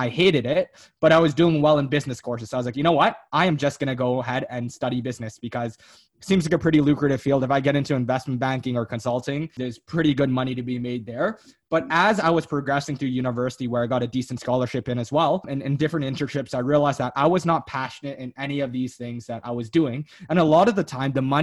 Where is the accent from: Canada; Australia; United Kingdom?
Canada; they immigrated down to Canada, worked a ton of blue labor jobs, right? Like 90-hour work weeks, making minimum wage to make ends meet. And then eventually they had my sister